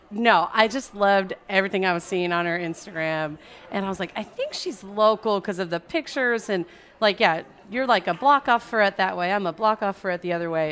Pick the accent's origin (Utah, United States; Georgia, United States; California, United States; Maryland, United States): California, United States; suburbs of Orange County; now in New Orleans, United States; I'm from California, from suburbs of Orange County